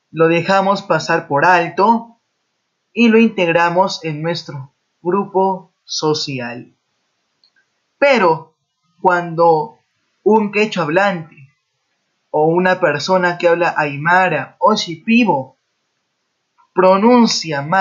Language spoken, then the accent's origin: Spanish; Peru; Es así que nosotros como peruanos tenemos que respetar nuestra propia cultura, nuestra diversidad cultural.